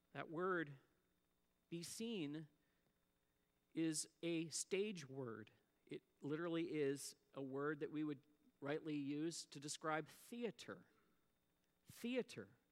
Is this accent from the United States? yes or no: no; Antigonish, Nova Scotia, Canada; I grew up in Antigonish, Nova Scotia